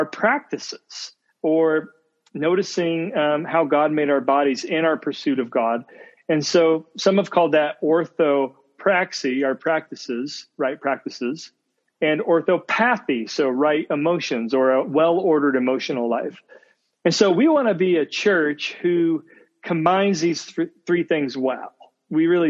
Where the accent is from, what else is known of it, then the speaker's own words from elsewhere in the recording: Indiana, United States; now in Ohio, United States; I'm from Indiana as well